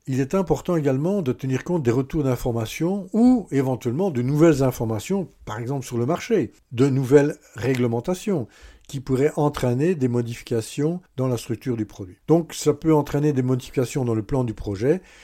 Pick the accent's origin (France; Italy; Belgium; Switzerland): Belgium; Oui, je suis belge